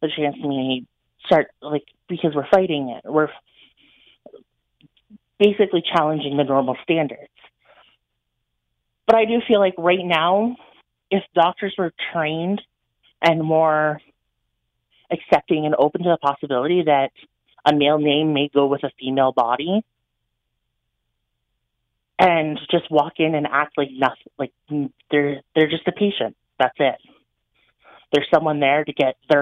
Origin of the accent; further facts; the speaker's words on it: Sarnia, Ontario, Canada; also born or lived in London, Ontario; I'm from the Sarnia area. I did live in London.